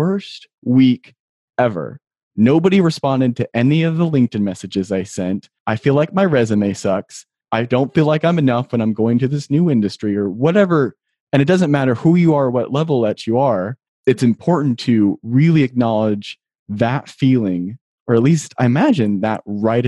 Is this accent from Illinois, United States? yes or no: no; Ohio, United States; I'm from Ohio